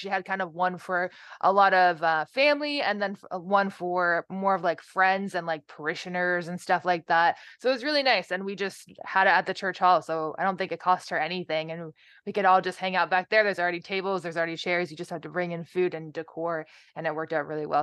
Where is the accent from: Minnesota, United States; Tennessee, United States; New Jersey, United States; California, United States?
New Jersey, United States; moved away as an adult; also born or lived in Ohio; I am originally from New Jersey